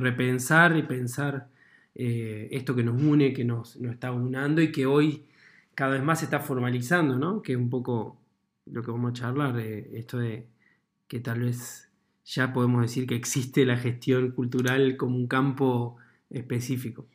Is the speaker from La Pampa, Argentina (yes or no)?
yes; La Pampa, Argentina; also born or lived in Santa Rosa, La Pampa; cuando yo tenía 10 años en mi pueblo